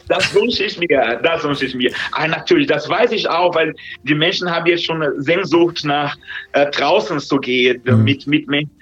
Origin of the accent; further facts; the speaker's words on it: Brazil; German is a second language; now in Germany; in der Land, wo ich herkomme, in Brasilien